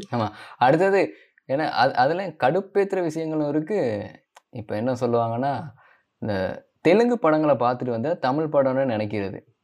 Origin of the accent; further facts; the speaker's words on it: Colombo, Western Province, Sri Lanka; நம்ம கிளம்போல பிறந்தோம்.